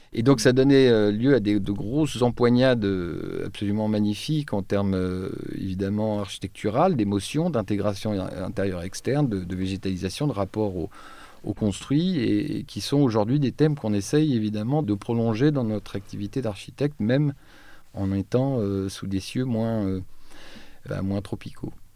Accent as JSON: {"language": "French", "town": "Troyes", "region": "Grand Est", "country": "France", "tie": "born or raised there", "moved": "yes", "said": "je suis originaire de Troyes"}